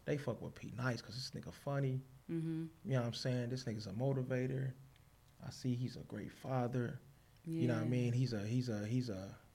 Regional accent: Long Beach, California, United States; I'm from the East

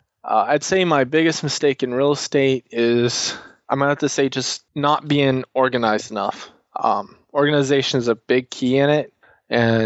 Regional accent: Texas, United States; I want to grow my state and help make my state more... We're already the greatest state ever

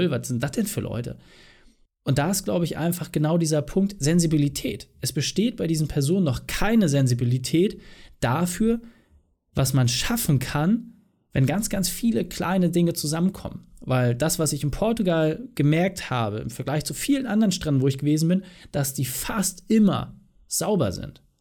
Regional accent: East Germany, Germany; Ja, also ich komme ja aus dem Osten und bei uns war es damals üblich, dass man einmal im Jahr Subotnik gemacht hat

